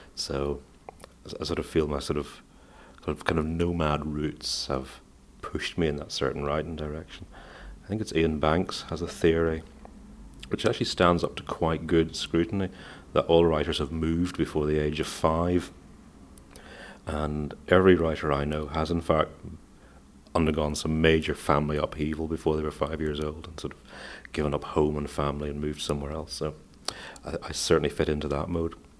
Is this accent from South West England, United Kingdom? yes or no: no; Northern Ireland, United Kingdom; also born or lived in Manchester, England; I was born in Manchester in England, but I've lived all my life, uh, almost all my life in Northern Ireland